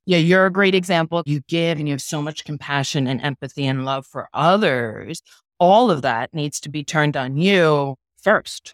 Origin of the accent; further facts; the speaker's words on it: New York City, New York, United States; now in Miami, United States; I'm from New York City. I live in Miami now